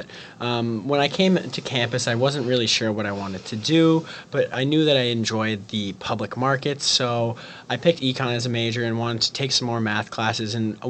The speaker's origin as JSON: {"language": "English", "town": "Boston", "region": "Massachusetts", "country": "United States", "also_born_or_lived": "Wisconsin", "moved": "as an adult", "lives_now": "Madison, United States", "said": "I'm originally from Boston, Massachusetts, but I came to the University of Wisconsin"}